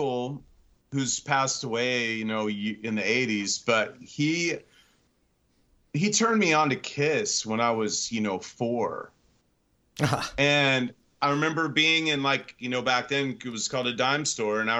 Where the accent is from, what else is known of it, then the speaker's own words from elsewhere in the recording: Sullivan, Illinois, United States; I was born and raised in Central Illinois in a small city, village called Sullivan, Illinois